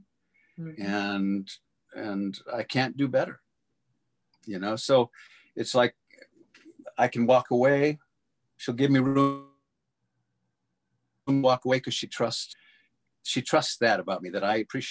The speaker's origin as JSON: {"language": "English", "area": "Catalina Island", "region": "California", "country": "United States", "tie": "born or raised there", "said": "I grew up on Catalina Island"}